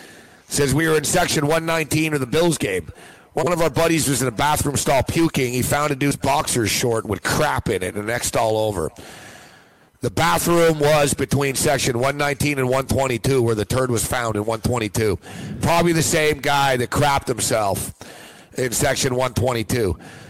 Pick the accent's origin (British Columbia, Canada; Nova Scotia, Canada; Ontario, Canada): Ontario, Canada; Toronto; I was from Toronto.